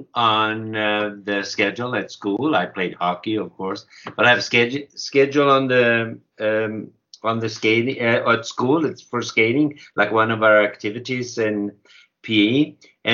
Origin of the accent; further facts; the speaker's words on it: Sweden; I'm from Sweden